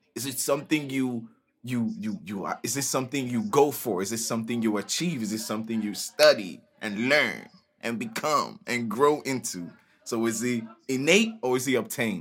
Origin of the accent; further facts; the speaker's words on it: Nigeria; moved away as an adult; now in United States; But I'm Nigerian. I'm from Nigeria. I came to America two thousand nine for college